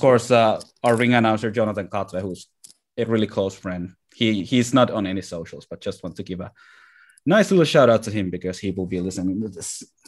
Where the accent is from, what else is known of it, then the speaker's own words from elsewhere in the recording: Lahti, Päijät-Häme, Finland; my hometown of Lahti